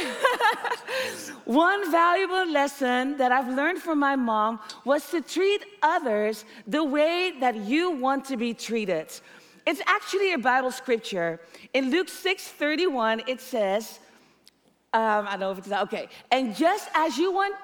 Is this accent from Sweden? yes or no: no; Netherlands; growing up in the Netherlands